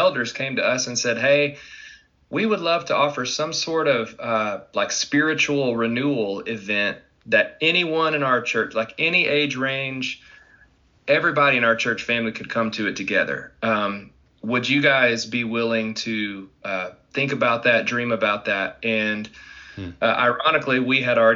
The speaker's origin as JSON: {"language": "English", "region": "Arkansas", "country": "United States", "tie": "born or raised there", "moved": "as an adult", "lives_now": "Dallas, United States", "said": "I'm originally from Arkansas and been there my whole life. I now reside in Dallas, Texas."}